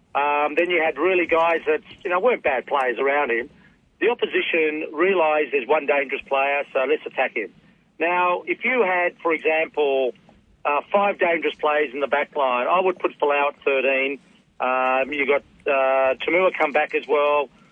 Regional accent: Australia; I was a ball boy, so that was part of growing up in Australia

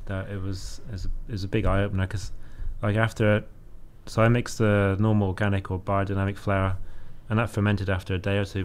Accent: Cornwall, South West England, United Kingdom; accent: Cornish; moved away as an adult; also born or lived in London; your accent, because you're from Cornwall, and my accent was quite thick back then.

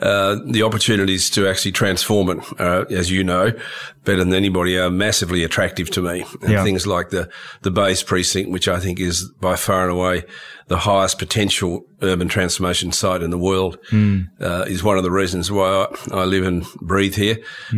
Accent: Hobart, Tasmania, Australia; moved away; also born or lived in Melbourne / London; I'm from Hobart originally. Spent most of my career in Melbourne. Always wanted to live in Sydney.

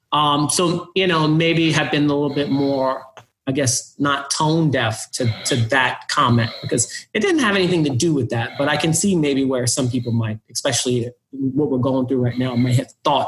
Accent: the South, United States; racial issues growing up in the South, being gay

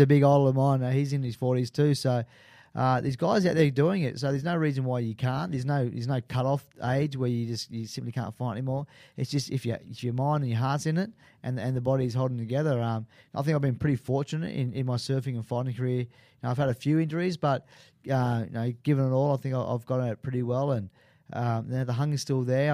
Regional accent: Sydney, New South Wales, Australia; growing up in Maroubra

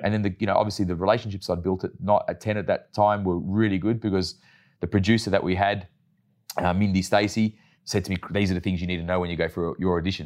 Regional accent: Melbourne, Victoria, Australia; I grew up in the western suburbs of Melbourne

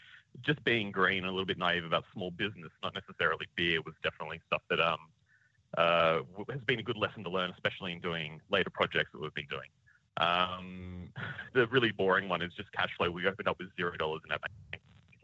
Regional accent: Canberra, Australian Capital Territory, Australia; moved away as an adult; now in Brisbane, Australia; we grew up down in Canberra, going to the Wigan Pen

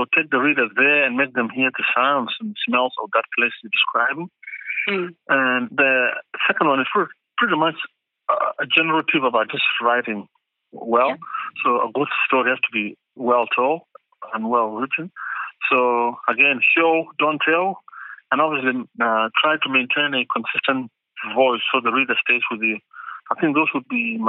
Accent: Adelaide, South Australia, Australia; now in Western Australia, Australia; the Crows and Port Adelaide from my hometown

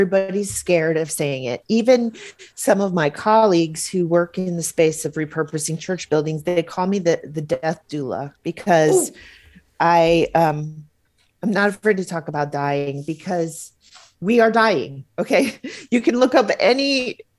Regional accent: Hawaii, United States; my home state of Hawaii

